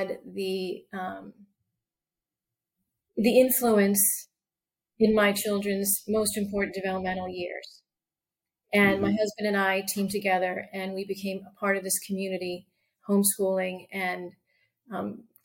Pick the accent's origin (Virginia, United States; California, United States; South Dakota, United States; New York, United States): New York, United States; Long Island; moved away as an adult; also born or lived in Arizona; now in York County, United States; I was born and raised in New York in a traditional family, Catholic family, and Irish, Catholic Irish family. And I, grew up there and later left Long Island